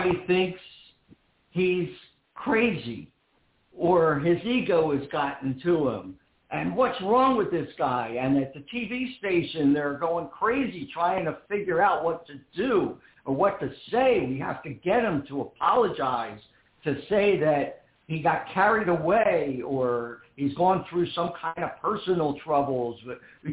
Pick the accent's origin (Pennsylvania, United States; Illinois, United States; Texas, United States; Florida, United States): Pennsylvania, United States; Philadelphia; I'm born and raised in Philadelphia